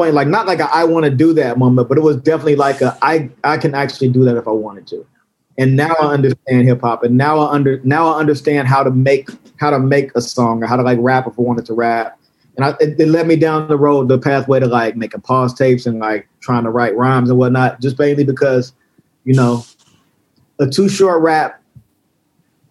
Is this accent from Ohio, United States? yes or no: yes; Cincinnati, Ohio, United States; I'm from Cincinnati, Ohio, and Cincinnati, Ohio was basically a southern city